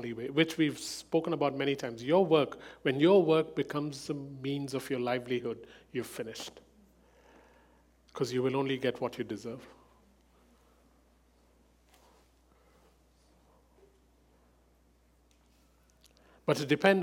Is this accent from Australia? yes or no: no; India; As an Indian, I come from a culture where saving money is the first thing parents